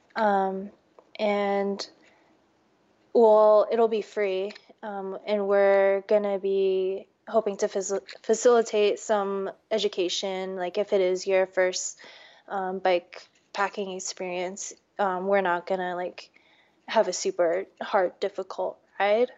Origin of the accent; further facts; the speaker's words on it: D.C., East Coast, United States; also born or lived in New York; now in Portland, United States; I grew up on the East Coast, right outside of Washington, D.C.